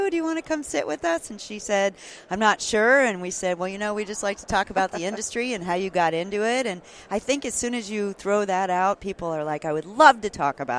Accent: Denton, Texas, United States; I'm from Denton.

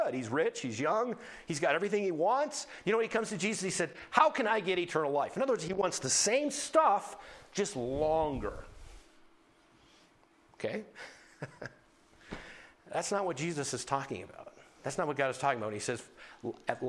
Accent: Tuttle, North Dakota, United States; moved away; I was from Tuttle, North Dakota, which is 9 miles from nowhere.

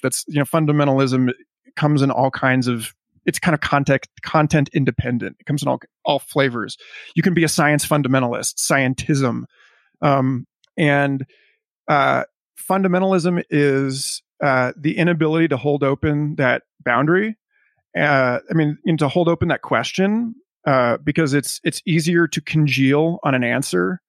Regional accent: United States; as an American

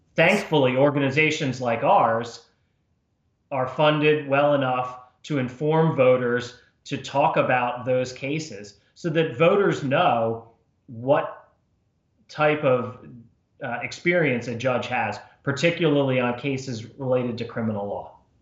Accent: New Jersey, United States; moved away as an adult; also born or lived in Washington, D.C.; I was born and raised in New Jersey, uh, went to school in New Jersey

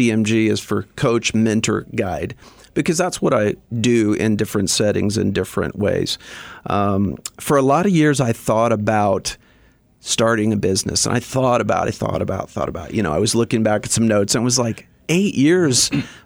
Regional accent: southern Indiana, United States; also born or lived in Bloomington, Indiana; I grew up in southern Indiana, about an hour south of Indianapolis

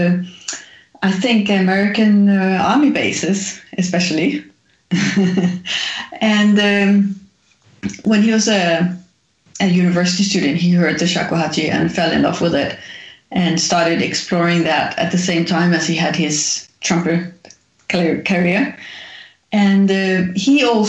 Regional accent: Denmark; I grew up in Denmark

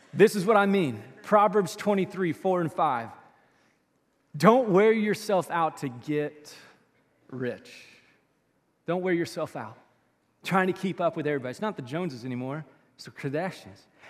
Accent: Louisville, Kentucky, United States; we grew up in South Louisville for a couple of years

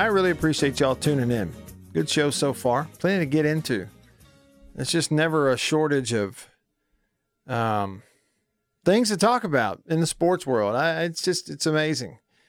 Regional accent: the South, United States; being a Southerner

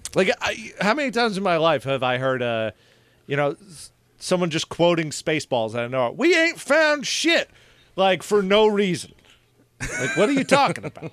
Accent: Long Island, New York, United States; growing up on Long Island

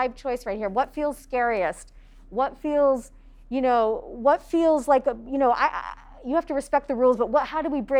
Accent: United States; There wasn't a whole lot of physical theater when I was growing up in the United States

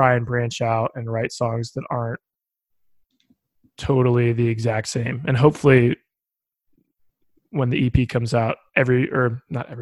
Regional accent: Bloomington, Indiana, United States; also born or lived in Nashville; places in my hometown, like there's this place, Buzzkirk Chumley in Bloomington

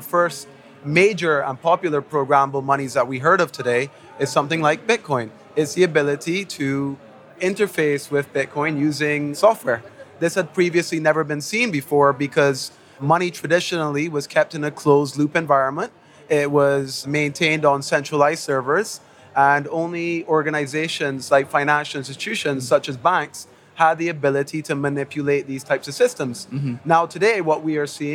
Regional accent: Barbados; I am from the Caribbean island of Barbados. My family's Syrian

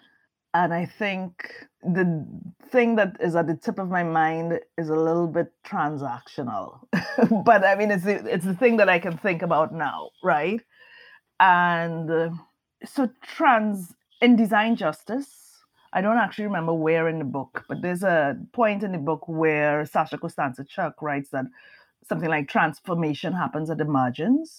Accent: Trinidad & Tobago; moved away as an adult; now in United States; I'm Trinidadian.

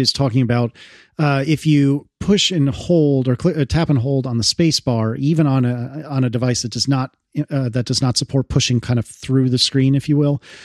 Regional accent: United States; as an American

